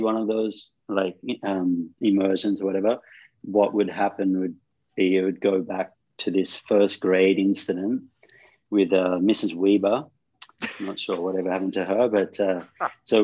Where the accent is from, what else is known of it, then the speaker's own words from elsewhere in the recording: Australia; moved away as an adult; also born or lived in Sydney / Cairns; now in India; Growing up in Australia, especially in the 80s